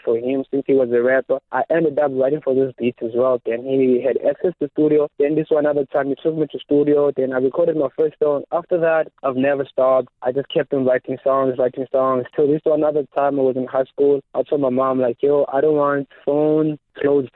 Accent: Gqeberha, Eastern Cape, South Africa; also born or lived in Zwide / Booysen Park; I'm from Motherwell. I also stay Zwide.

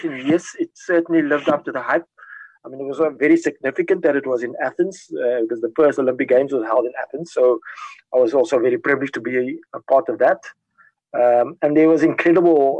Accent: South Africa

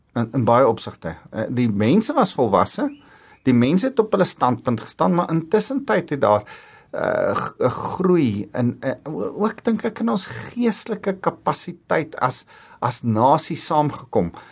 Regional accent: South Africa; ek's trots om Afrikaans te wees en ek's trots om Afrikaner te wees

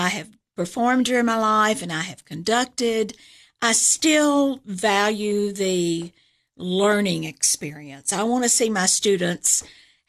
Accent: Chattanooga, Tennessee, United States; moved away as an adult; also born or lived in Atlanta / Florida; now in Cookeville, United States; I'm originally from Chattanooga.

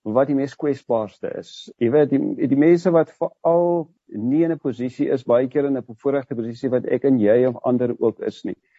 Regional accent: South Africa

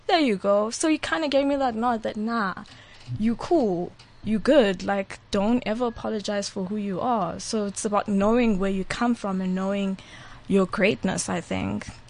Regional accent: Eastern Cape, South Africa; now in Johannesburg, South Africa; I was from the Eastern Cape, so I grew up in the Eastern Cape with Xhosas

